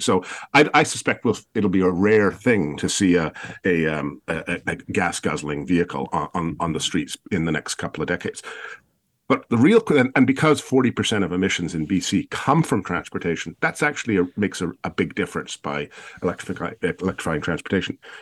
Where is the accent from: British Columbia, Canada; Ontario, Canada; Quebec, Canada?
British Columbia, Canada; Victoria; I come from Victoria